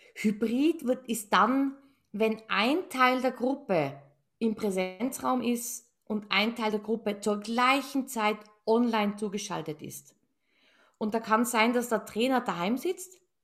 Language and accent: German; Tyrol, Austria; ich bin gebürtige Tirolerin. Also ich, wir sagen ja ich, gell? I, und das I ist dann I, I wie ich